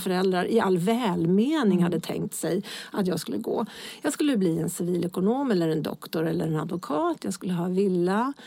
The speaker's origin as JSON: {"language": "Swedish", "town": "Lidingö", "region": "Stockholm County", "country": "Sweden", "tie": "born or raised there", "said": "jag är uppväxt på Lidingö."}